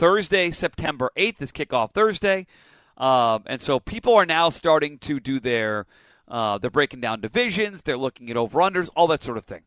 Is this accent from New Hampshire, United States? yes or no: yes; Nashua, New Hampshire, United States; I grew up on the Pheasantland Mall, which you're at right now